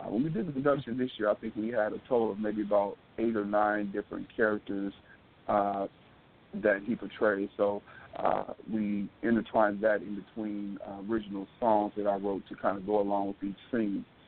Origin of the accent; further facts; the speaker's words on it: Detroit, Michigan, United States; I grew up in Detroit